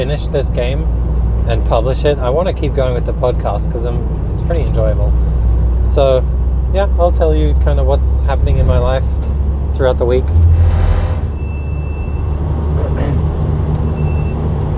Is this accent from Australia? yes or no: yes; Australia; accent: Australian; moved away as an adult; also born or lived in Sweden; now in Oskarshamn, Sweden; You can probably tell from my accent that I'm Australian, but I'm living in Sweden for the past 3 years